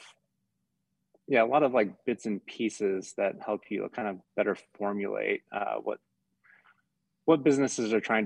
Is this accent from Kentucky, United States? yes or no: no; Southern Oregon, United States; also born or lived in Colorado / Mammoth Lakes, California; now in Utah, United States; I grew up in Southern Oregon.